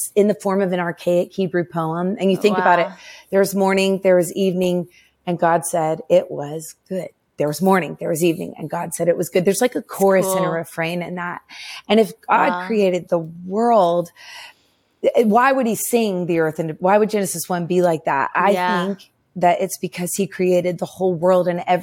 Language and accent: English; Nashville, Tennessee, United States; I grew up in Nashville.